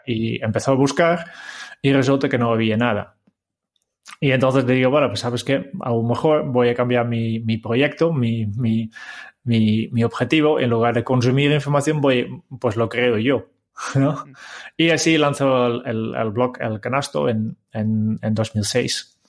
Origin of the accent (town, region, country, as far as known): Harmelen, Utrecht, Netherlands; born or raised there; Spanish is a second language; moved away as an adult